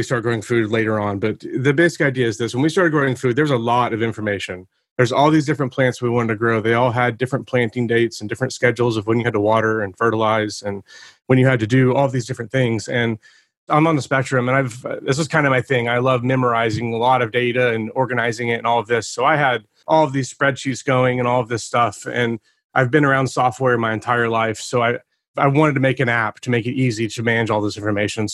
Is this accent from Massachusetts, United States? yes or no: no; Oklahoma City, Oklahoma, United States; I'm from Oklahoma City, Oklahoma